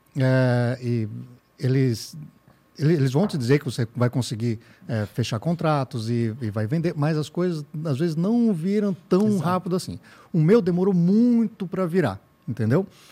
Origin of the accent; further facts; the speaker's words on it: Blumenau, Santa Catarina, Brazil; eu sou de Blumenau, tenho agência já há cinco anos